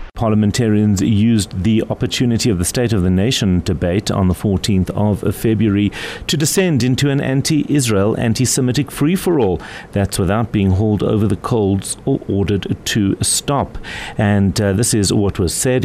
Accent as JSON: {"language": "English", "country": "South Africa", "said": "I am as South African as the president is"}